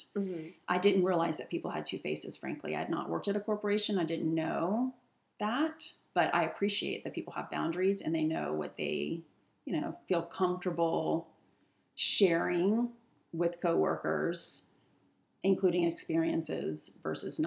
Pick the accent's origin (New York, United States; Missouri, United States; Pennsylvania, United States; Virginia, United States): Virginia, United States; now in Seattle, United States; I'm from Virginia